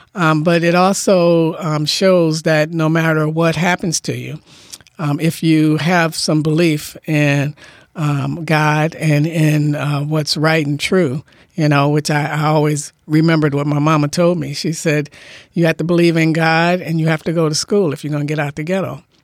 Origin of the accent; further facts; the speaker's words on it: Detroit, Michigan, United States; now in Bainbridge Island, United States; me growing up in Detroit